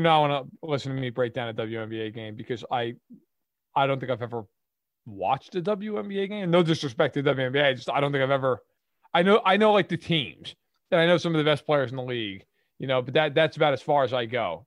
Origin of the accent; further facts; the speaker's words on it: New York, United States; I grew up in New York, which I'm sure you could tell from my voice